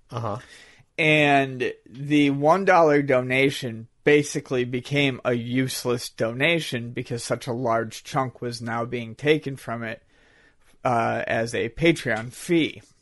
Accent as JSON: {"language": "English", "town": "Buffalo", "region": "New York", "country": "United States"}